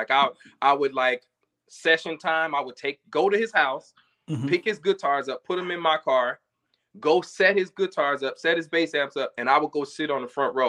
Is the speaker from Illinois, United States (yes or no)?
yes; Chicago, Illinois, United States; growing up in Chicago